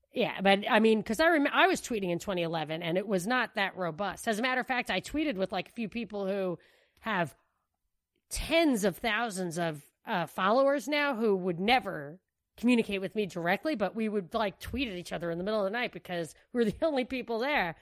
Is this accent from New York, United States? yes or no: yes; New York, United States; moved away; I'm from New York